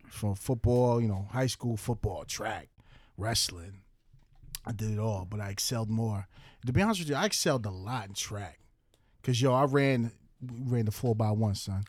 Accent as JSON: {"language": "English", "town": "Central Islip", "region": "New York", "country": "United States", "tie": "born or raised there", "also_born_or_lived": "Baltimore", "moved": "yes", "said": "Born and raised in Long Island, New York. C I. Central Islip, Suffolk County, baby"}